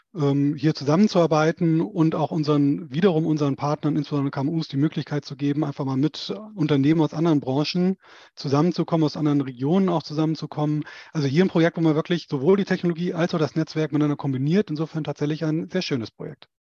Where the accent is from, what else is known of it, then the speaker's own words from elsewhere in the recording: a village near Schleswig, northern Schleswig-Holstein, Germany; moved away as an adult; now in Stuttgart, Germany; im Norden von Schleswig-Holstein, Ostseeseite, in der Nähe der Stadt Schleswig. Äh, die werden die wenigsten kennen, aber die, die sich da oben auskennen, da bin ich im Prinzip auf dem Land, in einem keine Ahnung, 30 Seelendorf aufgewachsen